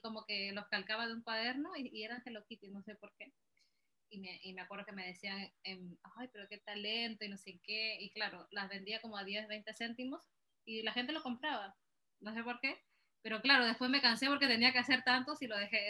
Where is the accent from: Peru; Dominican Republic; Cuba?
Peru; moved away; salí también de Perú